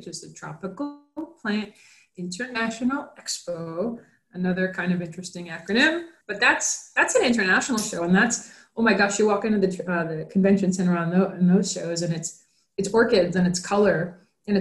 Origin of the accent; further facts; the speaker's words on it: New York, United States; moved away as an adult; now in Florida, United States; New York, which was my home state